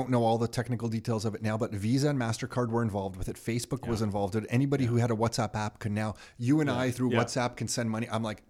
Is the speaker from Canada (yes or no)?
yes; Canada; I'm a Canadian kid